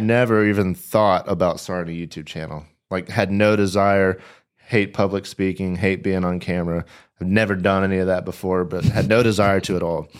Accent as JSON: {"language": "English", "town": "Nashville", "region": "Tennessee", "country": "United States", "tie": "born or raised there", "moved": "as an adult", "said": "I grew up in Nashville"}